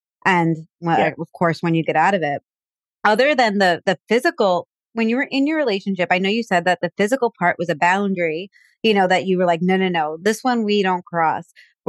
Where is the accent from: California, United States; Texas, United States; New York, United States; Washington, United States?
New York, United States; Like those, it's like you said, like Latino and gay. I'm from New York.